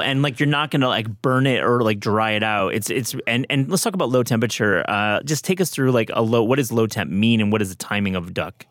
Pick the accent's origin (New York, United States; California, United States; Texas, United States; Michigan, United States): Michigan, United States; I am from Michigan, where I was raised